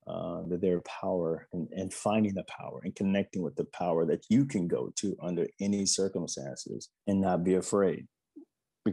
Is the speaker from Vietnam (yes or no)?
no; the South, United States; I'm from the South. You know, I grew up during segregation